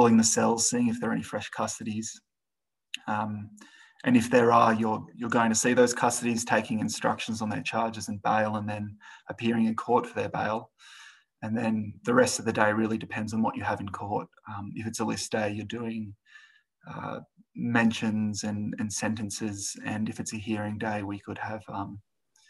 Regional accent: Sydney, New South Wales, Australia; moved away as an adult; now in Moree, Australia; I grew up in Sydney

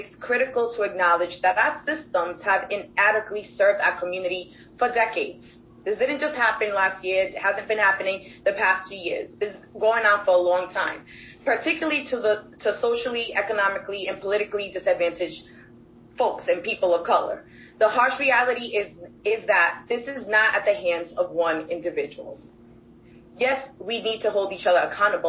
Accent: Providence, Rhode Island, United States; I grew up in Providence, and I attended and graduated from Classical High School

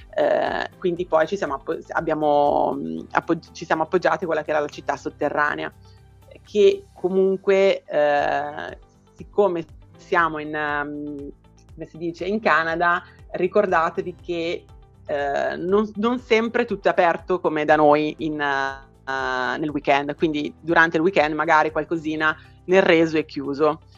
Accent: Brianza, Lombardy, Italy; io sono in Brianza, a pochi chilometri da Milano

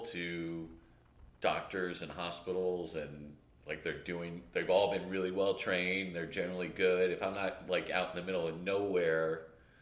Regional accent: Miami, Florida, United States; also born or lived in Austin, Texas; now in Atlanta, United States; I grew up in Miami

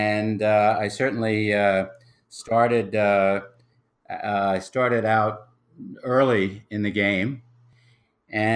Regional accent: New York City, New York, United States; I was raised in New York City

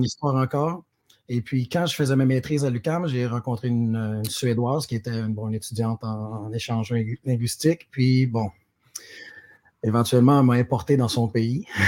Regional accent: Sherbrooke, Quebec, Canada; moved away as an adult; also born or lived in Montreal; je, suis, originaire de Sherbrooke. J'ai grandi euh, à Rock Forest

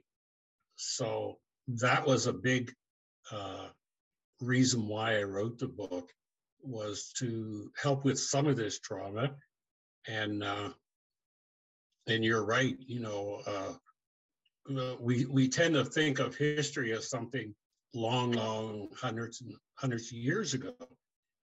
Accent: New Glasgow, Nova Scotia, Canada; moved away as an adult; also born or lived in Truro, Nova Scotia / Pearl, Nova Scotia / Toronto, Ontario; now in Mississauga, Canada; my dad, who often worked in New Glasgow because he was from there, he moved the family to New Glasgow, Nova Scotia. Yeah, at 18 years of age, I moved from New Glasgow

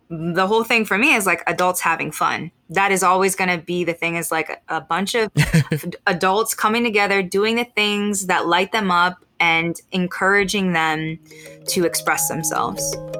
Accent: United States; I am mixed Filipino American.

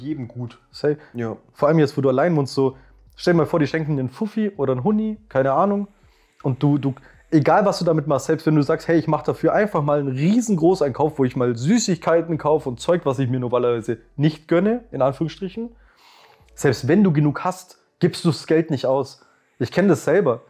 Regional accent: Swabia, Bavaria, Germany; accent: Augsburgerisch; erstens kommen wir aus Schwaben und nicht aus Bayern

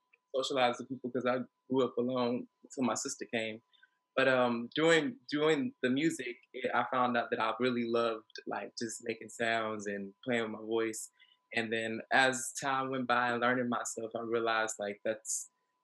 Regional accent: Atlanta, Georgia, United States; I'm from Atlanta, Georgia, literally lived all across east, west, north, south, and the heart of downtown Atlanta. So, it's my home

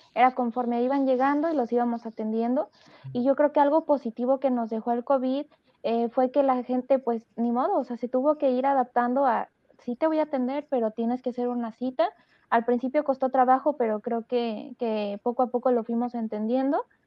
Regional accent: Mexico; los mexicanos tenemos muy buen nivel de veterinaria

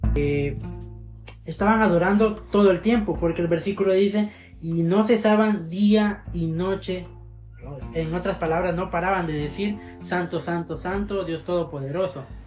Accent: Zacapa, Guatemala; now in Guatemala City, Guatemala; antes soy del departamento de Zacapa, pero ahora vivo en la capital

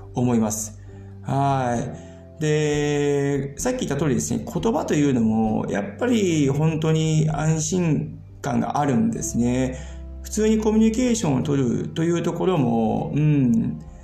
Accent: Hiroshima, Japan; moved away as an adult; now in Germany; 僕、広島出身なんですけども、今回実家へ帰るんですけどもね

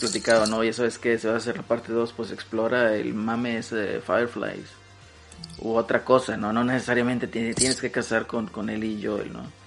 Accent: Mexico; como prieto mexicano

